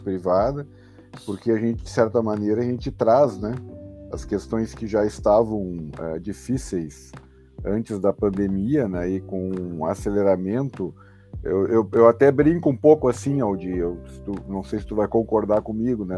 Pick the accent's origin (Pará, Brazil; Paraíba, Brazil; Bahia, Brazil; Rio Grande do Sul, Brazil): Rio Grande do Sul, Brazil; fico muito feliz como gaúcho